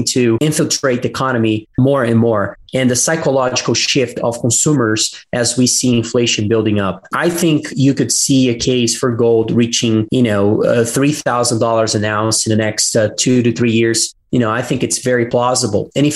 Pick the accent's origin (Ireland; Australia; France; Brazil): Brazil; I'm from Brazil